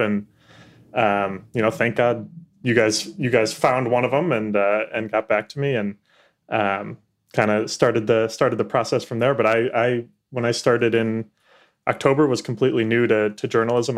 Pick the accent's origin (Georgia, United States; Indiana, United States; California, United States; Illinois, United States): Illinois, United States; Chicago; moved away as an adult; now in Washington, D.C., United States; I'm from Chicago originally